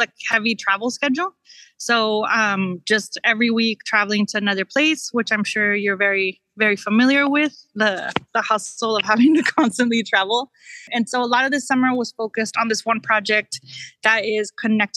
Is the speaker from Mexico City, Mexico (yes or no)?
no; Tijuana, Baja California, Mexico; moved away as an adult; now in Los Angeles, United States; originally from Tijuana, Mexico, right on the border. And I grew up crossing the border every day to go to school in the US.